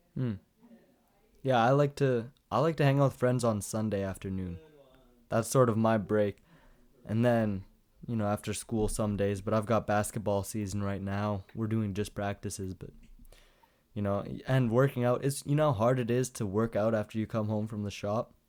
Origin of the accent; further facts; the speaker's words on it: Canada; as a Canadian, I don't understand what G P A is at all, 'cause we have, like, your average, but it's in percent.